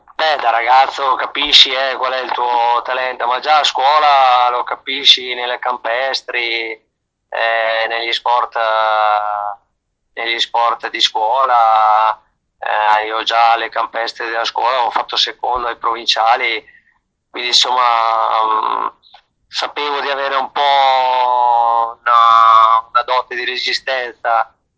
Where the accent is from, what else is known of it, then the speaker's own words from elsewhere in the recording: the home village of Francesco Moser, Trentino-Alto Adige, Italy; il mio paese, il paese anche di Francesco Moser, di tutta la dinastia dei Moser